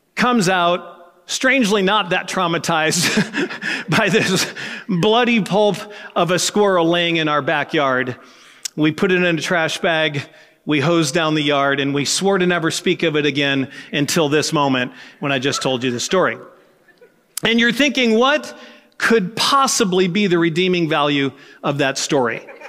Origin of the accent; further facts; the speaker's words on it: United States; as an American, living as I live